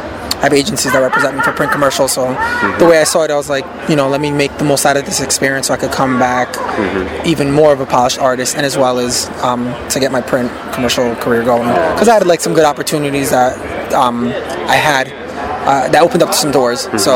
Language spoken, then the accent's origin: English; New Jersey, United States; also born or lived in Garfield, New Jersey; But I grew up everywhere in Jersey. Like I've moved 18 times, so I'm a Jersey boy.